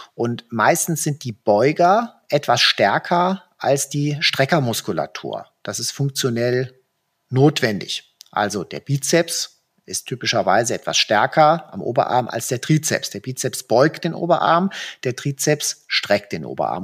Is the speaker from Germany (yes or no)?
yes; Germany; bei uns in Deutschland